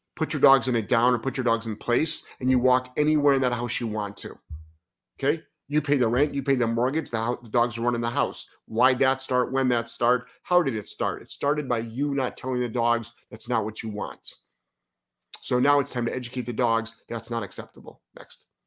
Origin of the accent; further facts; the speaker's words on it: Lyndhurst, Ohio, United States; moved away as an adult; now in Providence, United States; I'm from Ohio